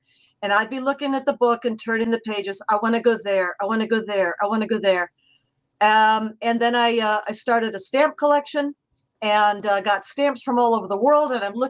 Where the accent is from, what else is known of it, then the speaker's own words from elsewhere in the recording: Cleveland, Ohio, United States; moved away; I grew up in Cleveland, Ohio, where I still have family and high school and college girlfriends.